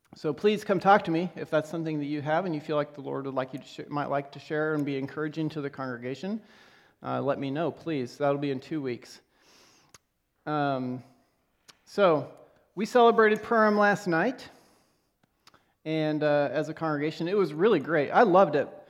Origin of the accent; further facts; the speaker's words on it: Lexington, Nebraska, United States; I grew up in Nebraska, uh, in a town called Lexington